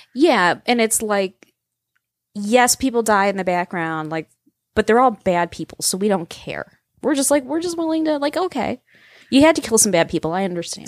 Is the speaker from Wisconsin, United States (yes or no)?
yes; Green Bay, Upper Midwest, Wisconsin, United States; people from Green Bay and the Upper Midwest were like, "We're basically Canadian," is what it amounts to. We just are.